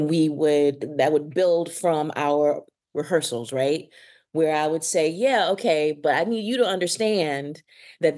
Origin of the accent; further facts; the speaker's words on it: Mississippi, United States; I am from the South, because I'm from the rural South, because I am from Mississippi